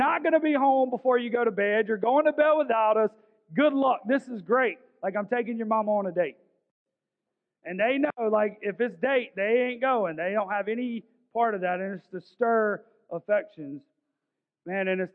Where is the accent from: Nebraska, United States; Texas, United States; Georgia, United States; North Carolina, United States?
Georgia, United States; Augusta; I grew up in South Augusta